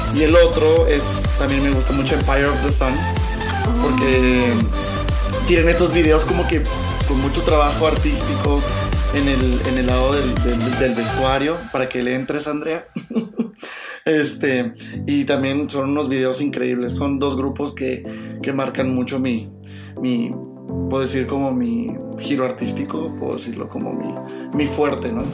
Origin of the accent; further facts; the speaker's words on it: Mexico; como mexicano, ya sabes que nosotros los mexicanos somos como bien, dramáticos